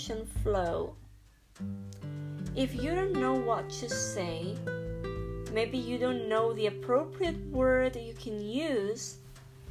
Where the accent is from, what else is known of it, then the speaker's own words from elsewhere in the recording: Spain; English is a second language; I'm from Spain